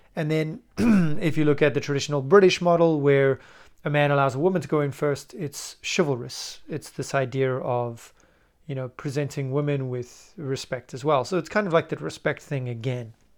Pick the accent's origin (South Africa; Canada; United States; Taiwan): South Africa; moved away; also born or lived in United Kingdom / Argentina; I'm from South Africa and lived for a long time in the U K as well